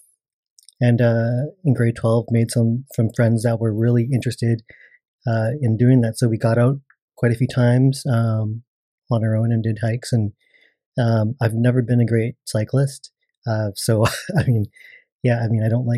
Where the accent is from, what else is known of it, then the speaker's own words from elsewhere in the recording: Burnaby, British Columbia, Canada; also born or lived in Coquitlam; I grew up in Burnaby, Burnaby and a little bit of Coquitlam